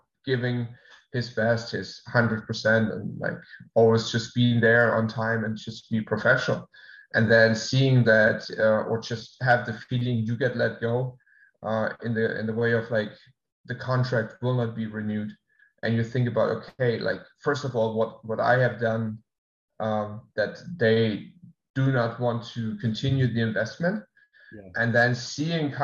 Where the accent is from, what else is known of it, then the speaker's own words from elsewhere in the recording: Germany; moved away as an adult; also born or lived in England; now in Florida, United States; move back to my hometown